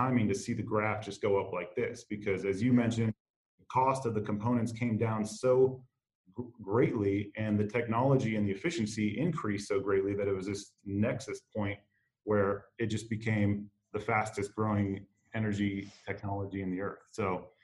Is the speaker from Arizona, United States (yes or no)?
yes; Phoenix, Arizona, United States; now in Kansas City, United States; born and raised in Phoenix, Arizona, a city of incredible urban sprawl